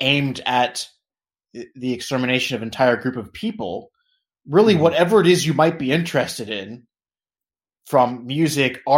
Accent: United States; I'm obviously American.

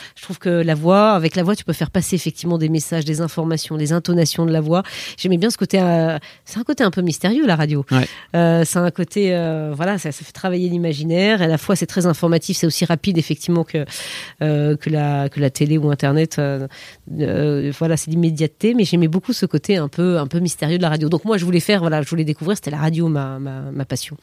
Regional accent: Périgueux, Nouvelle-Aquitaine, France; j'ai grandi en province, à Périgueux, en, Dordogne.

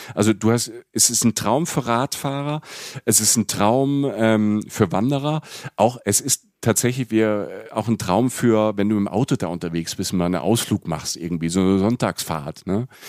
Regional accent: Rhineland-Palatinate, Germany; ich bin in Rapsfelder auch groß geworden, in der Pfalz

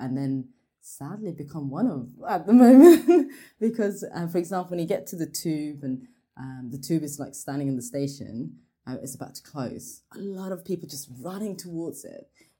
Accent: Norway; now in Birmingham, United Kingdom; growing up in Norway, I very much felt like I was a Norwegian.

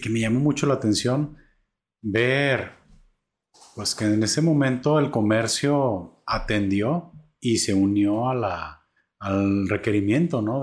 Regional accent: Atotonilco el Alto, Jalisco, Mexico; now in Zapotlanejo, Mexico; yo vengo de Totonilco el Alto

